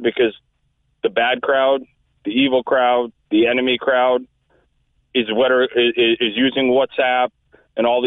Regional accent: United States; accent: American; now in Ireland; I'm a citizen. I have an Irish birth certificate. I was raised in the States

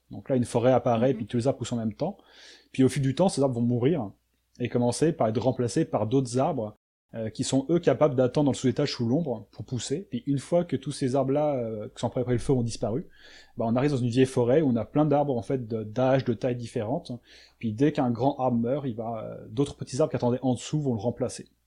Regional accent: France; moved away as an adult; now in Quebec, Canada; je suis, je suis français

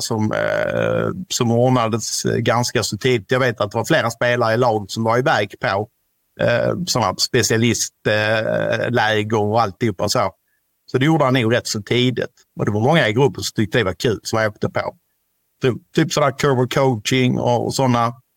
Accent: Ystad, Skåne, Sweden; vi kommer ju från Ystad kommun

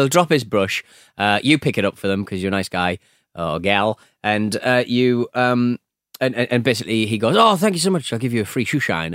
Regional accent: United Kingdom; a British polite gentleman

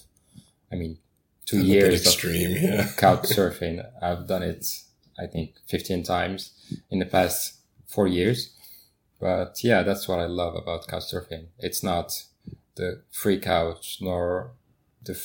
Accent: Casablanca, Casablanca-Settat, Morocco; moved away as an adult; now in Paris, France; I was born and raised in Casablanca, and I've only moved

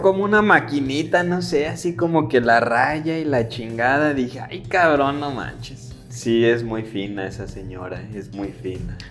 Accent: Atotonilco el Alto, Jalisco, Mexico; de Atoto.

